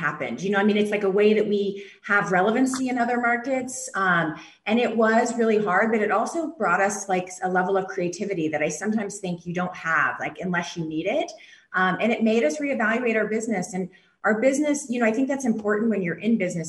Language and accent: English; the South, United States; we're from the South